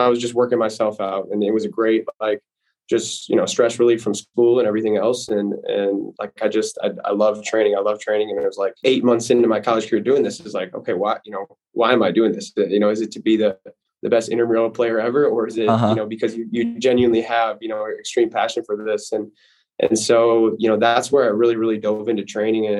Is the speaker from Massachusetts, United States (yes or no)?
no; Appleton, Wisconsin, United States; I'm from Appleton, Wisconsin. Grew up around the game